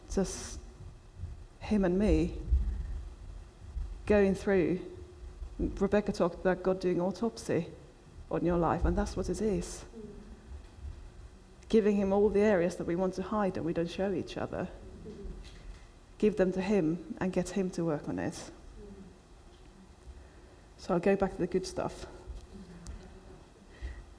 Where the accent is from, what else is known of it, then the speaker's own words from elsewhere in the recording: Finland; now in United Kingdom; I was brought up in Finland where everybody is punctual